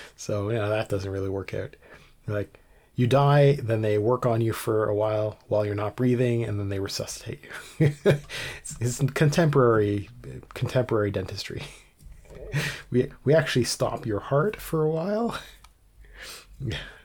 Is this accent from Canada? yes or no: yes; Canada; I'm Canadian, and we've got some French in some places